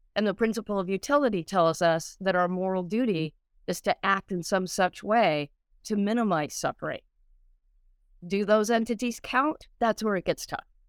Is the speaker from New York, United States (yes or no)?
no; Colorado, United States; I grew up in Colorado